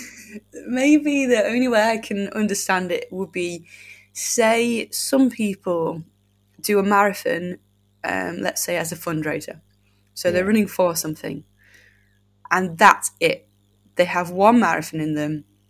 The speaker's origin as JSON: {"language": "English", "country": "United Kingdom", "said": "as British folk"}